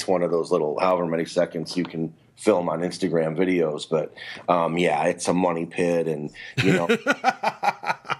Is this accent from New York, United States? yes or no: no; Cleveland, Ohio, United States; moved away as an adult; now in Florida, United States; I am in Florida. That's where I reside. But, I'm originally from Cleveland, but I've been down here in Florida about 5 or 6 years